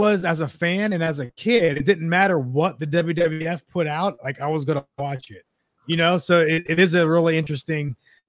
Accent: Youngstown, Ohio, United States; I'm from Youngstown, Ohio, grew up. Cleveland's the main city. Grew up Cleveland sports

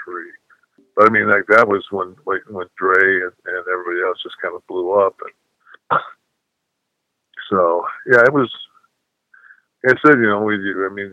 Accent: Detroit, Michigan, United States; I was born and raised in Detroit

